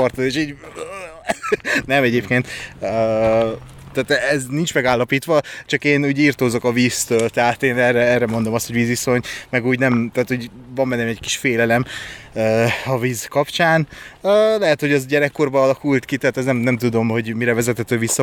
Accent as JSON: {"language": "Hungarian", "country": "Hungary", "said": "én vidéki vagyok"}